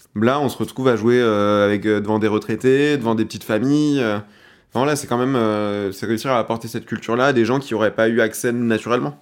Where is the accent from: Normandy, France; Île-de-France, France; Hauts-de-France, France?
Île-de-France, France; Seine-et-Marne; je suis de Seine-et-Marne